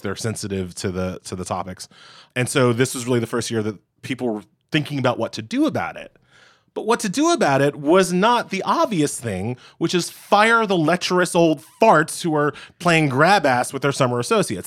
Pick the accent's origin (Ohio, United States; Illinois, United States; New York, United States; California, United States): New York, United States; New York City; also born or lived in Boston area; I'm a New Yorker. I'm, you know, born, bred in Queens and Long Island